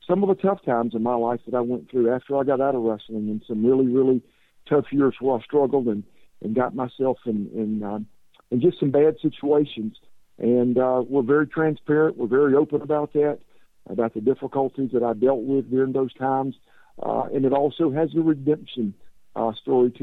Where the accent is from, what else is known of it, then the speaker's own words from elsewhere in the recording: Columbia, South Carolina, United States; I grew up in Columbia, and like I said, I grew up a Gamecock fan.